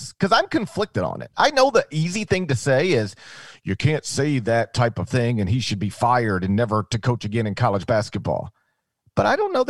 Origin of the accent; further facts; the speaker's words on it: the South, United States; I grew up in the South